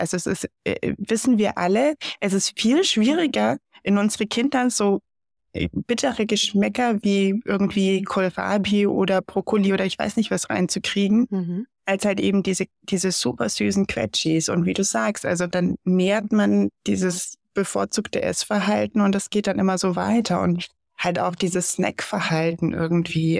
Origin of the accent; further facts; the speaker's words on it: Germany; bei uns in Deutschland